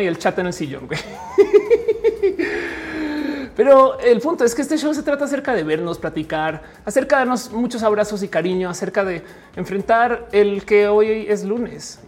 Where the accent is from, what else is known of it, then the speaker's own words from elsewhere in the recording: Colombia; Freddy y yo pues, nos criamos en Colombia.